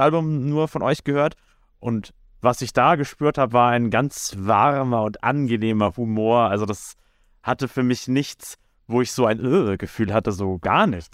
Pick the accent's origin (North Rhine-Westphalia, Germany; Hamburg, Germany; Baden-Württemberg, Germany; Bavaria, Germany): Bavaria, Germany; a village near Nuremberg; in dem Kaff, wo ich groß geworden bin, da war die Band …, das war so die Lokal-Metal-Band